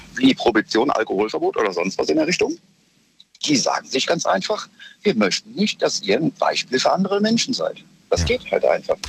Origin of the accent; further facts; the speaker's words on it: Cologne, North Rhine-Westphalia, Germany; bei uns in Köln